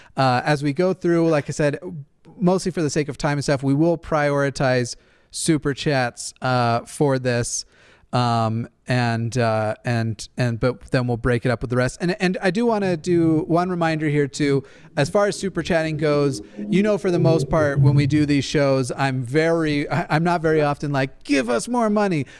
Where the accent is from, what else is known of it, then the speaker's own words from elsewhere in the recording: Levittown, New York, United States; Levittown, Long Island, over here